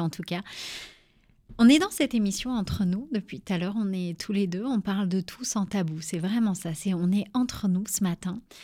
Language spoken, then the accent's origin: French; Charleville-Mézières, Grand Est, France; je viens de Charleville-Mézières aussi